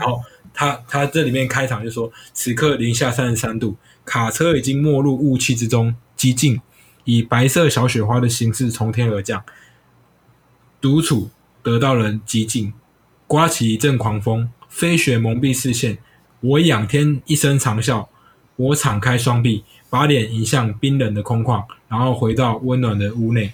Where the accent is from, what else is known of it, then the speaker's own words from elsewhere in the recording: Taiwan; 我们台湾人